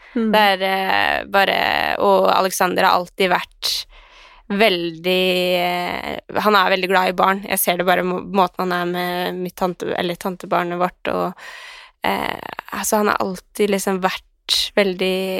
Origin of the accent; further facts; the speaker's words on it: Skien, Telemark, Norway; now in Oslo, Norway; jeg var hjemme i Skien